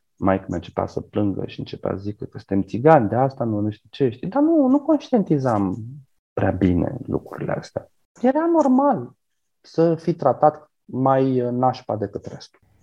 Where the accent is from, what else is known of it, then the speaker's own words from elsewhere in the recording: Galați, Galați County, Romania; adolescent fiind, când cu gașca mea am vrut să intrăm într-un club la mine la Galați